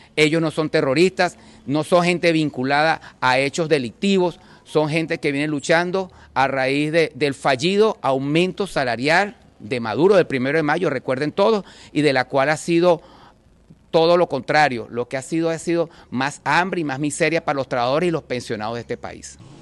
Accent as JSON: {"language": "Spanish", "country": "Venezuela", "said": "como todos venezolanos que somos"}